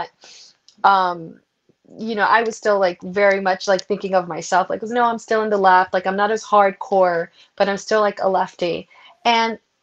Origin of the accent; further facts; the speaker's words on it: New York City, New York, United States; I grew up in New York City